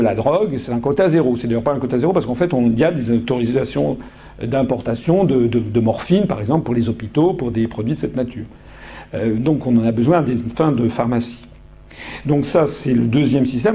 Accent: France

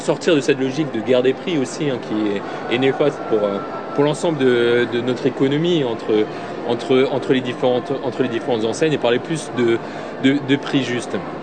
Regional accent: Alsace, Grand Est, France; je viens d'Alsace

